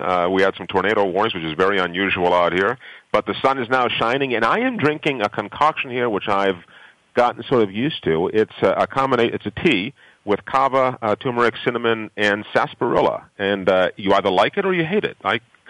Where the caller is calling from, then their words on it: Boston, Massachusetts, United States; I am in Boston. We just had a wonderfully magnificent line of thunderstorms come through here and knock out power.